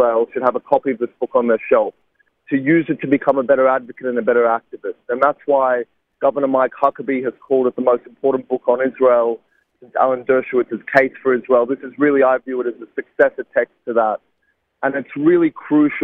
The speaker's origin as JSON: {"language": "English", "town": "Sydney", "region": "New South Wales", "country": "Australia", "tie": "born or raised there", "said": "a university in my hometown of Sydney"}